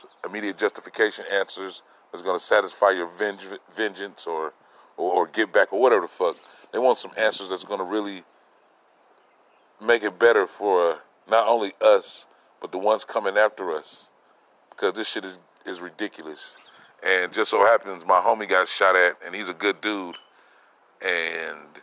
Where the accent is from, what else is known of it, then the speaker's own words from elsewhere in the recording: Los Angeles, California, United States; as a Californian, as a nigga from